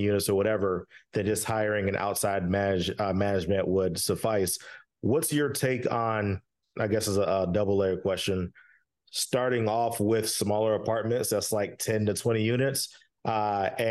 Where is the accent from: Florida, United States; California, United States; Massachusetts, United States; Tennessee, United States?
Florida, United States; Orlando; I'm from the Orlando area.